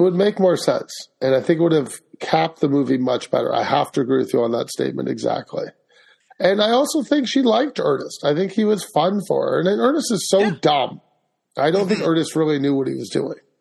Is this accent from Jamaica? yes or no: no; Canada; Being Canadian